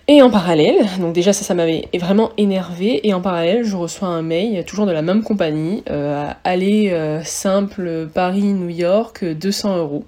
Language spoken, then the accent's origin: French; Réunion; moved away as an adult; also born or lived in mainland France; now in France; moi je viens de la Réunion, ça fait 5 ans que, bah, je, viens en métropole maintenant